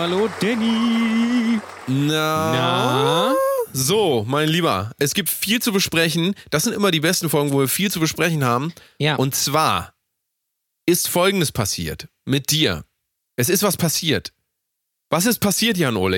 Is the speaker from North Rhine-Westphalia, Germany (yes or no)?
no; Hamburg, Germany; Ich komme aus ja. Hamburg